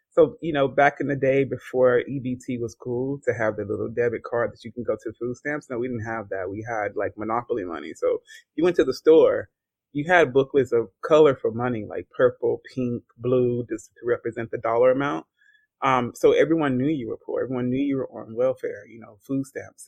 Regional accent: Georgia, United States; now in Washington, United States; an American writer of fiction. Um, born and raised in Georgia.

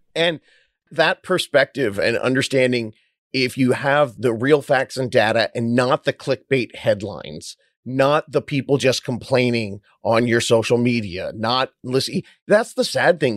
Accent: Orange County, California, United States; also born or lived in Hollywood, California; When I moved home from Hollywood back down to my beach town in Orange County, California

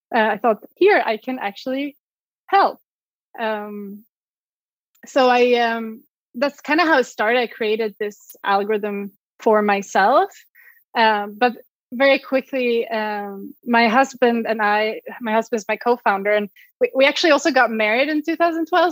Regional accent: Sweden; English is a second language; moved away as an adult; also born or lived in Switzerland; I'm originally from Sweden. You might hear my accent.

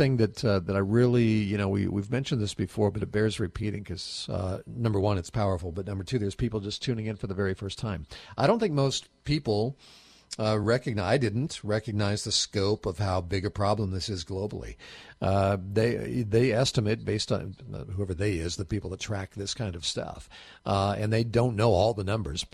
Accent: United States; I was born in the United States of America

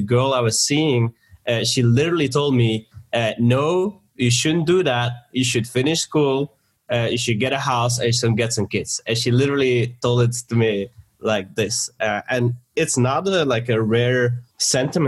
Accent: Belgium; also born or lived in Sweden; now in Bulgaria; I am actually in Bulgaria and I'm from Belgium.

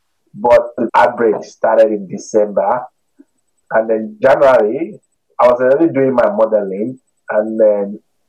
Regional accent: Nigeria; also born or lived in Queensland, Australia; now in Australia; I'm originally from Nigeria.

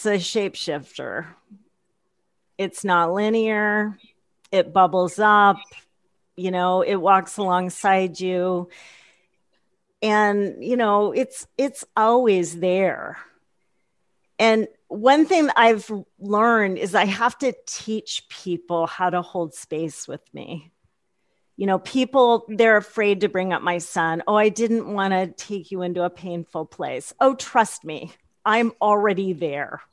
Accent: the Midwest, Kansas, United States; being born in Kansas and growing up in the Midwest

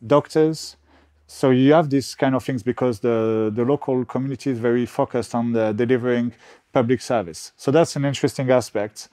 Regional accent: Bordeaux, Nouvelle-Aquitaine, France; accent: French; English is a second language; moved away as an adult; also born or lived in United Kingdom; now in Portugal; when I grew up in Bordeaux, I was very much like a French guy. I still have my French accent

